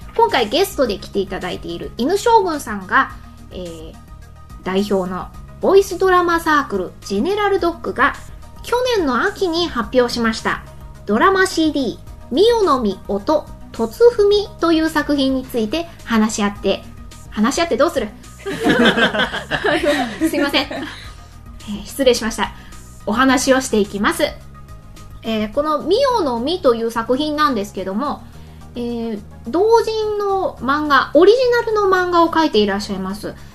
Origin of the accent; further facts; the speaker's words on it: Kansai, Japan; 関西人なんで